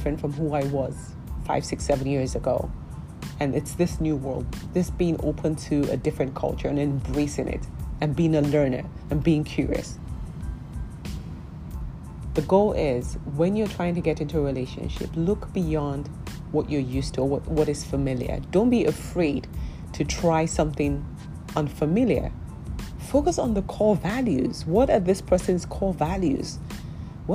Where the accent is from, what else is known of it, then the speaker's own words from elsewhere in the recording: Nigeria; I'm Nigerian